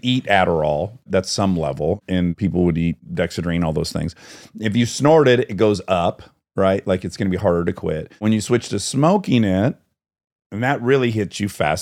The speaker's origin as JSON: {"language": "English", "town": "Detroit", "region": "Michigan", "country": "United States", "said": "I'm from Detroit"}